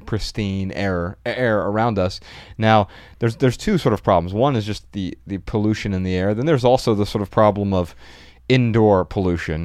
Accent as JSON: {"language": "English", "town": "Dayton", "region": "Ohio", "country": "United States", "tie": "born or raised there", "also_born_or_lived": "Missoula, Montana", "moved": "yes", "lives_now": "Southern California, United States", "said": "growing up in Dayton, Ohio, it's one of the cloudiest places you could be most of the year."}